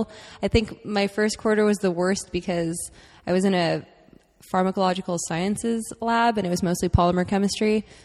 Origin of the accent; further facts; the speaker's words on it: San Diego, California, United States; now in Irvine, United States; I'm from San Diego